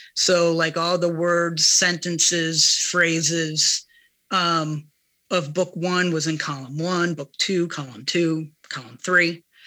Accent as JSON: {"language": "English", "region": "Ohio", "country": "United States", "tie": "born or raised there", "moved": "yes", "said": "my time growing up in Ohio"}